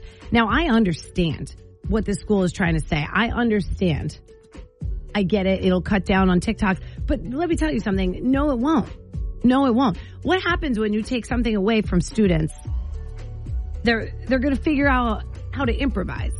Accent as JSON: {"language": "English", "town": "Sparta", "region": "New Jersey", "country": "United States", "tie": "born or raised there", "moved": "yes", "lives_now": "Maine, United States", "said": "back in my town, I'm from Sparta, New Jersey"}